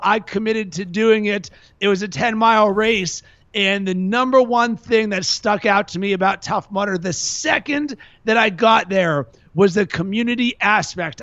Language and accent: English; Pittsburgh, Pennsylvania, United States; now in Chicago, United States; I'm from Pittsburgh